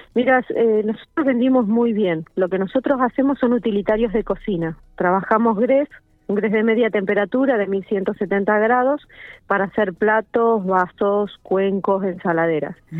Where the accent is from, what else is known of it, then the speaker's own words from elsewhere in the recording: General Pico, La Pampa, Argentina; somos de acá de Pico, porque para nosotros esto es importante, saber que, la gente sepa que nosotros pertenecemos a la ciudad